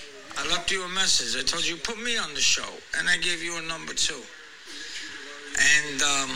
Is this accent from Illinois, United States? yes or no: no; Astoria, New York, United States; I'm from Astoria. And Milestone, because obviously we got families in both places.